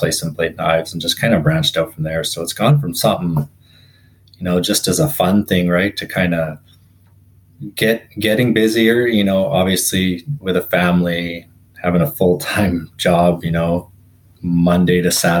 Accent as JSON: {"language": "English", "town": "Revelstoke", "region": "British Columbia", "country": "Canada", "tie": "born or raised there", "moved": "as an adult", "lives_now": "Vernon, Canada", "said": "grew up in a little town in Revelstoke grew up there since I was born, moved away, went to school, and then landed in the Okanagan"}